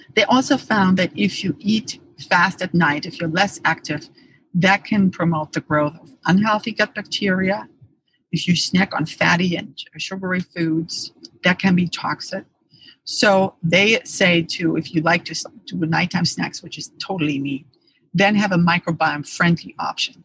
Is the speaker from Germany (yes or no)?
yes; Germany; moved away; I grew up in Germany